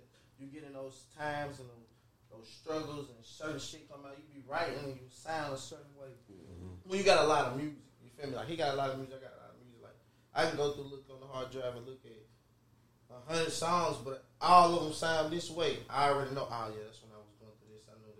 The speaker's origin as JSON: {"language": "English", "town": "Nashville", "region": "Tennessee", "country": "United States", "said": "Yeah, I can't just say that I'm from Parkwood. That's where I'm from."}